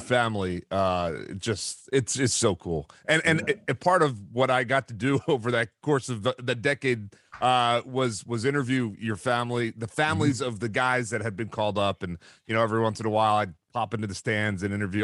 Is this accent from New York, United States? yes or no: no; Philadelphia, Pennsylvania, United States; I grew up in Philadelphia